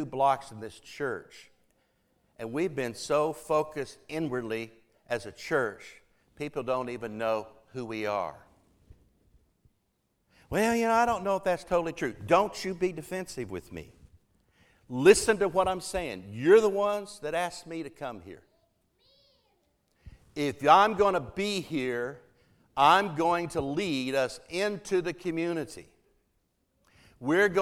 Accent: Oklahoma, United States; moved away; this little church I grew up in Oklahoma

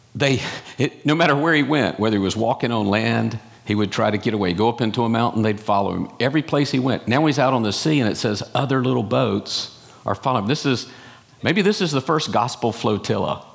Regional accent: North Carolina, United States; I'm from North Carolina, in case you didn't catch that accent

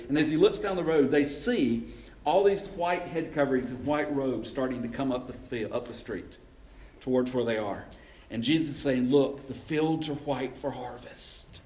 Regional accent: LaGrange, Georgia, United States; I grew up up in LaGrange, just over the mountain

